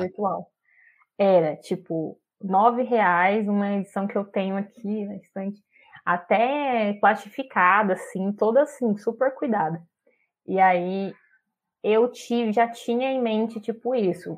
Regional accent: interior of São Paulo, Brazil; now in Brasília, Brazil; sou do interior de São Paulo, mas vivo hoje em Brasília, aqui na, na capital.

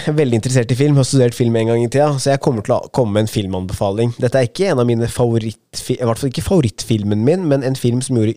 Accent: Bærum, Akershus, Norway; also born or lived in Asker; Jeg er jo født og oppvokst her

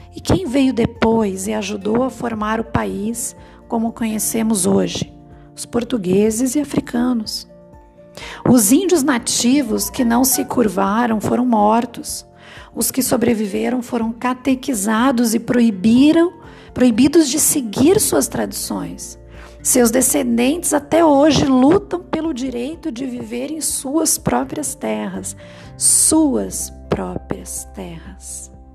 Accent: Brazil; a gente como brasileiro

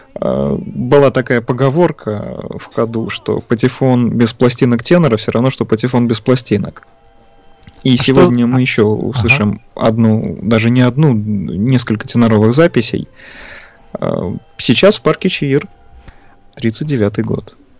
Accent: Saint Petersburg, Russia; Родом я из Ленинграда, соответственно, сейчас в Санкт-Петербурге живу.

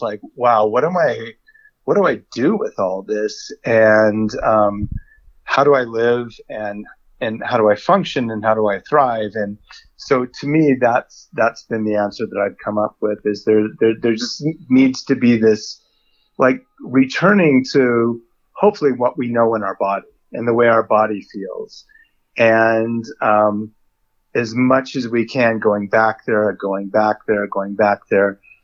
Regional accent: United States; I'm a white male, so I'm already American

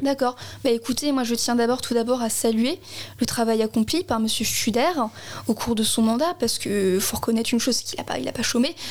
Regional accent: Strasbourg, Grand Est, France; je suis née à la Robertso, donc je suis une enfants du quartier

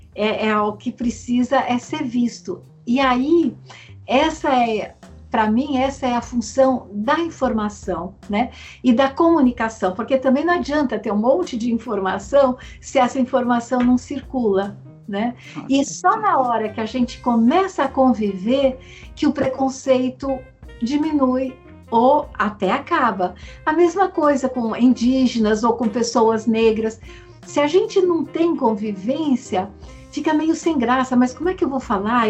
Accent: São Paulo, Brazil; eu sou paulistana

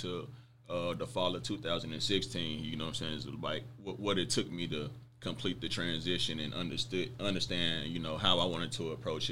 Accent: Mississippi, United States; I grew up in Mississippi

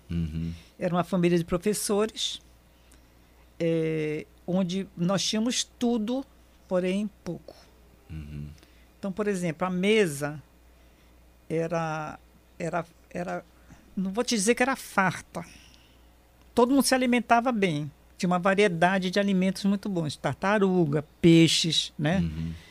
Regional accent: Barranquilla, Atlántico, Colombia; also born or lived in Manaus; É, a minha adolescência foi, foi começou na Colômbia, né?

